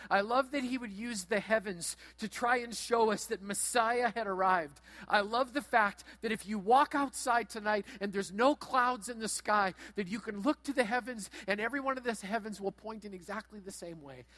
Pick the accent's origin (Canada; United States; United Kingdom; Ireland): Canada; Brandon, Manitoba; as you enter into my hometown, you're going to go past a hotel, past a car lot